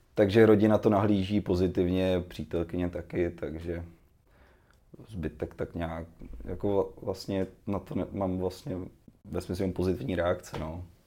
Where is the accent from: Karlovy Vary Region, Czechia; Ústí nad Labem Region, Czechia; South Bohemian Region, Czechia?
Karlovy Vary Region, Czechia; Cheb; jsem začínal v Chebu, odkud pocházím